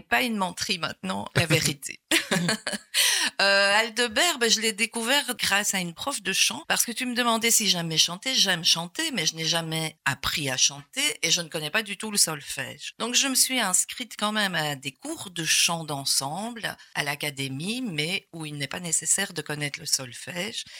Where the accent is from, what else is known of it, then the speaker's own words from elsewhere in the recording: Gosselies, Wallonia, Belgium; moi je suis né à Gosselies, à l'ancienne maternité de Gosselies.